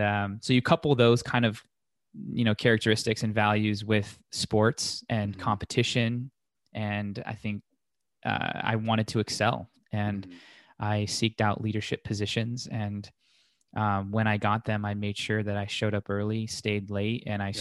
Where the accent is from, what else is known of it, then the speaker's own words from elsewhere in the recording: Las Vegas, Nevada, United States; grew up in Las Vegas, still here